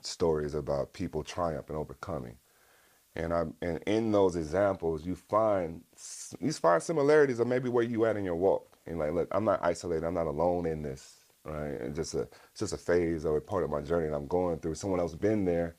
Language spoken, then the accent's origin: English; West Coast, United States; growing up on the West Coast.